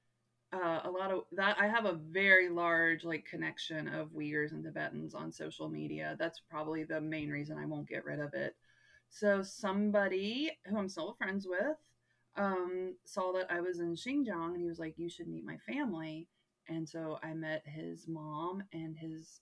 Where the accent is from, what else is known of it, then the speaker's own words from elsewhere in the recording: United States; I'm from America